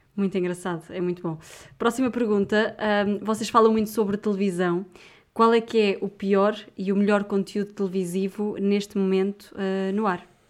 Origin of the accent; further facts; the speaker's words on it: Viseu, Portugal; Eu sou de Viseu